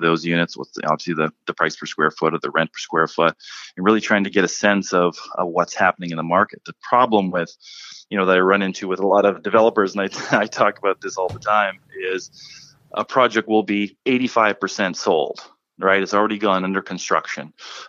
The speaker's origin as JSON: {"language": "English", "town": "Guelph", "region": "Ontario", "country": "Canada", "tie": "born or raised there", "also_born_or_lived": "Dallas, Texas", "moved": "as an adult", "lives_now": "Toronto, Canada", "said": "I just did some work in Guelph, Ontario. It's my hometown, actually, where I was born and raised"}